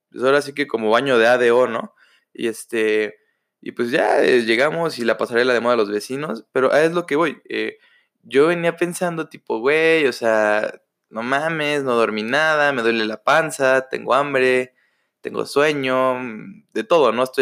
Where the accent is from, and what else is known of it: Mexico